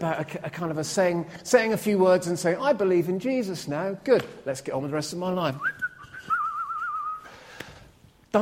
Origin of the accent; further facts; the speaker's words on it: Scotland, United Kingdom; I'm a Scot.